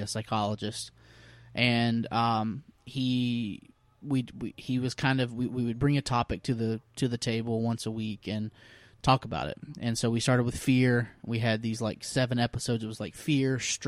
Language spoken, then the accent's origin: English; Dothan, Alabama, United States; moved away as an adult; now in Englewood, United States; I'm originally from Alabama, a small town. It's actually kind of a big town called Dothan, Alabama